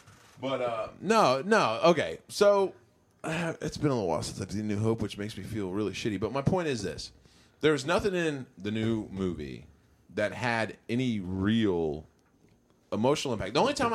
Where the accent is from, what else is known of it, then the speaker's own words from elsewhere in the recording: Las Vegas, Nevada, United States; I told you I'm from Vegas.